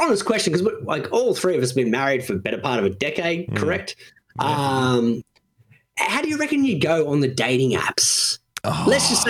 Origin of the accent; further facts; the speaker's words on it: Sydney, New South Wales, Australia; It's the Westie thing. We're from the Western suburbs.